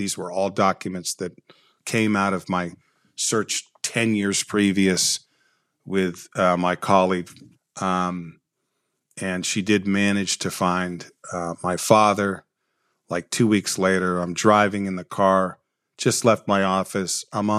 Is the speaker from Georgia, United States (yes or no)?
no; Watts, California, United States; born there; My understanding is that I was born in Watts, and I spent a period of time, I'm not exactly sure, in an orphanage post coming out of the hospital.